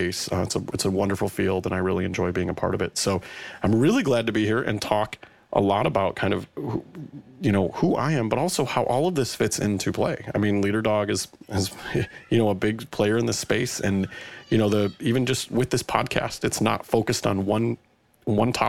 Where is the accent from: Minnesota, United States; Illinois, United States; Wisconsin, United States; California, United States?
Illinois, United States; Chicago; I am from Chicago. I've grown up in Chicago, so I've lived here my entire life